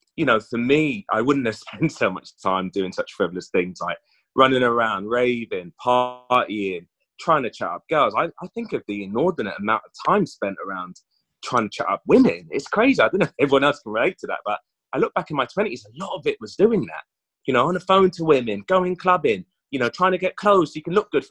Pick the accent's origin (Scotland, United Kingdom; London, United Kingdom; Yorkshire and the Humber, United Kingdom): London, United Kingdom; I grew up in West London